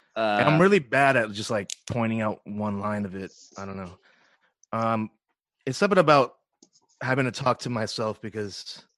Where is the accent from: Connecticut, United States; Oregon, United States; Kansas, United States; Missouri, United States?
Connecticut, United States; New Haven; now in Los Angeles, United States; I was supposed to go back to the East Coast. I'm from New Haven, Connecticut.